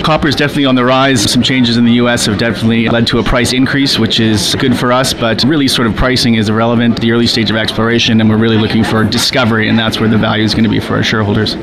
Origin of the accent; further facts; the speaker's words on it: Canada; for being Canadian